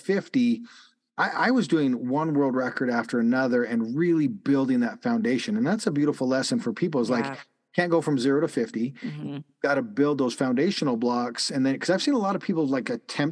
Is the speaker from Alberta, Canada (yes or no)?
yes; Calgary, Alberta, Canada; moved away; The high school that I went to in Canada, I grew up in Calgary